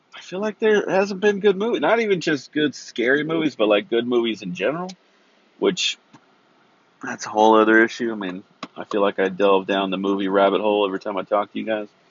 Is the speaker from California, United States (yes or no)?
yes; Central Valley, California, United States; I grew up in Central Valley